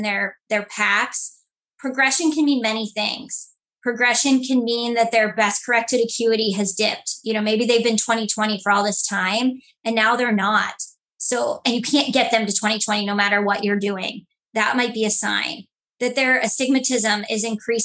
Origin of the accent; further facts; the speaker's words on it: Cuyahoga Falls, Ohio, United States; also born or lived in Columbus, Ohio; my hometown, which is the Cuyahoga Falls area, Akron region of Ohio.